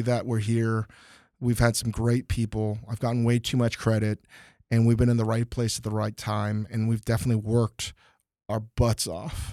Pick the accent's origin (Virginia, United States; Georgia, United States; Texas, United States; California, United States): Virginia, United States; Northern; moved away as an adult; now in Los Angeles, United States; growing up in Northern Virginia